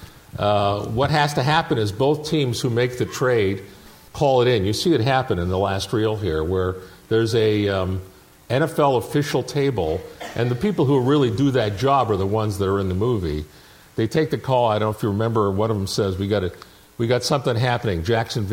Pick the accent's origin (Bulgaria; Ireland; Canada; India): Canada; Toronto, Ontario; I grew up in Toronto.